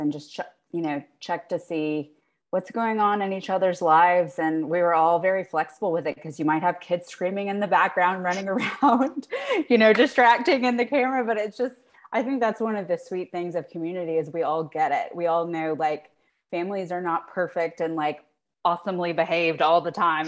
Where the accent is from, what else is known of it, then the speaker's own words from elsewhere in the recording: South Carolina, United States; moved away as an adult; also born or lived in Virginia; now in Maryland, United States; I'm from South Carolina